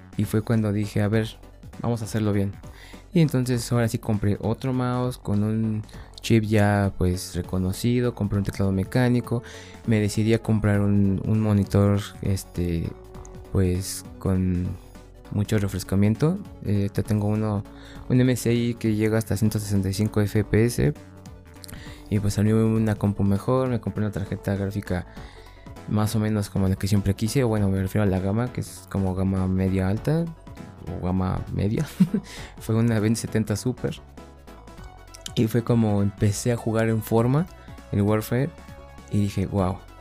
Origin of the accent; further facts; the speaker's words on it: Mexico; en mi país, aquí en México